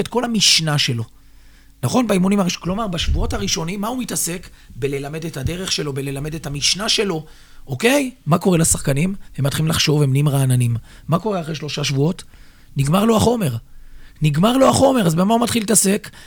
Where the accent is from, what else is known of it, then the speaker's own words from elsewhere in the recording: Petah Tikva, Central District, Israel; הפועל פתח תקווה זה קבוצת נעוריי, מקום שגדלתי בו